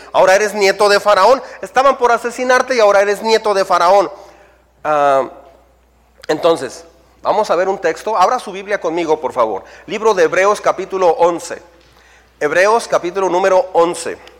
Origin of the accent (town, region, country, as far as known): Mexico